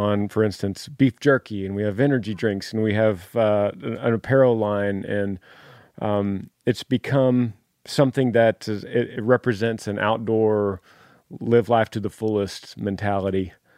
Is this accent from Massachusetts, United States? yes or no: no; Dallas, Texas, United States; Originally from Dallas, and Amber's from Fort Worth.